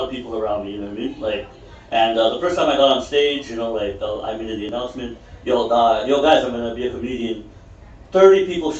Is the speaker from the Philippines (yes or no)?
yes; Philippines; come on, man. I'm Filipino, you know what I mean?